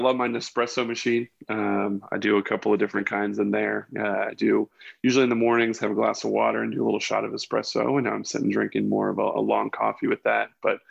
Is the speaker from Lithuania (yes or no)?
no; Bridgetown, Saint Michael, Barbados; also born or lived in Northern Virginia, United States / Mexico City, Mexico; I was born in Northern Virginia, but at 3 years old, my father worked at the State Department. We moved to Mexico City. After that, moved to Barbados. I lived in Bridgetown, Barbados when I was 7 and 8 years old.